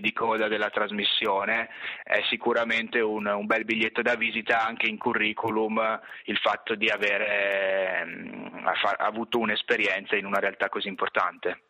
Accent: Trento, Trentino-Alto Adige, Italy; moved away as an adult; io avevo studiato a Trento, nella mia città d'origine, non ero quindi mai uscito per lunghi periodi dalla realtà locale

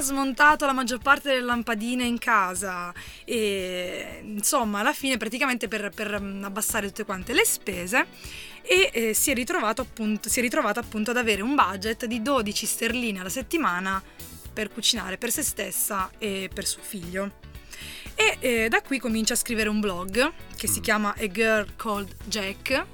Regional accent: Apulia, Italy; now in Trentino, Italy; siamo pugliesi, però siamo

